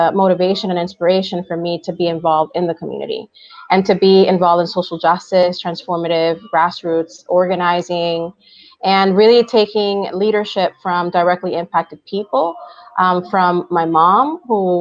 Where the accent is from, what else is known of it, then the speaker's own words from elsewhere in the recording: New York City, New York, United States; first language Spanish; English is a second language; when I was growing up in New York City